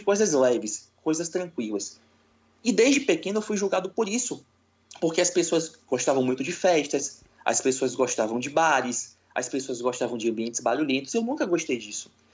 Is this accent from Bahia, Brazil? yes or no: yes; Salvador, Bahia, Brazil; sou de Salvador, na Bahia, uma terra muito boa